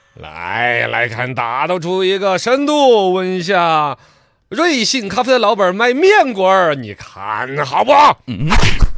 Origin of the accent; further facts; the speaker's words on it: China; 我们中国人